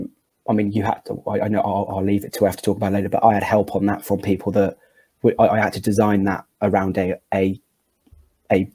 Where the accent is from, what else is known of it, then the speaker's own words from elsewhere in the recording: Gloucester, South West England, United Kingdom; Growing up in Gloucester